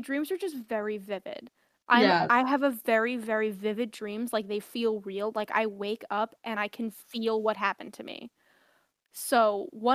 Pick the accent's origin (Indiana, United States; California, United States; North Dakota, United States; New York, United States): New York, United States; as a New Yorker